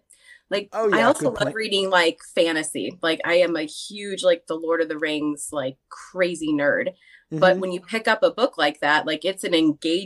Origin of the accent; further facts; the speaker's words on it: Johnsburg, Illinois, United States; moved away as an adult; now in central Illinois, United States; I was born and raised in the Chicago, like Chicagoland suburbs. I don't know if anybody out there would ever know, but Johnsburg, Illinois is my hometown